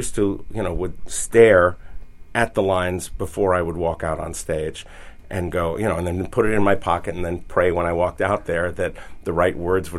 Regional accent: New York City, New York, United States; I'm a New Yorker

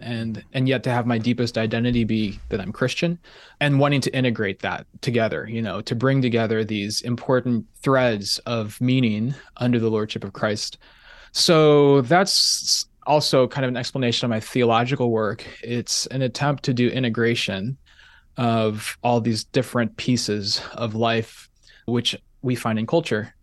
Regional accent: Kansas City, Missouri, United States; I grew up in the Midwest in Kansas City

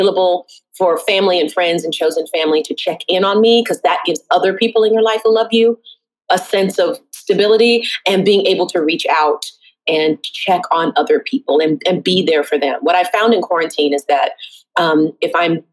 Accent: the South, United States; now in Brooklyn, United States; I'm born and raised in the South

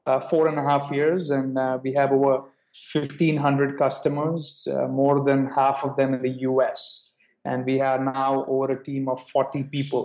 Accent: India; moved away as an adult; also born or lived in United States; So I'm originally from India, and I went to the US for my undergrad to Babson for 4 years

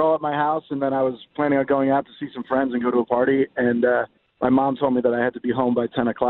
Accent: outside of Boston, Massachusetts, United States; now in Philadelphia, United States; my folks were born in India. I was born outside of Boston, so I'm American through and through.

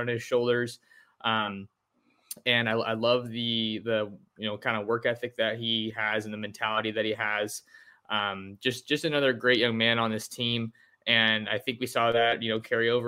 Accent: San Jose, California, United States; my hometown of San Jose

